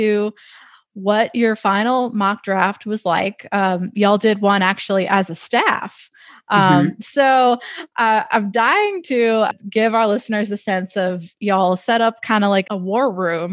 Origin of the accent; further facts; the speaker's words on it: New Orleans, Louisiana, United States; I grew up going to the Superdome